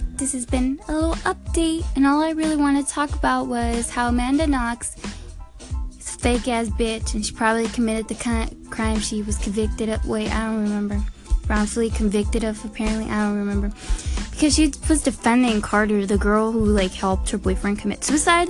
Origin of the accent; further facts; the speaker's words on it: Mexico; moved away; I'm from Mexico